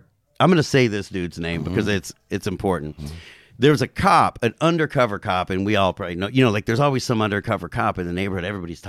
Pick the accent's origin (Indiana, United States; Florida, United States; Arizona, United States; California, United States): California, United States; Covina; So like so you know I'm from Covina, you know, like you guys had Frank Ball on here, you know, I've known Frank since he was 15 or something.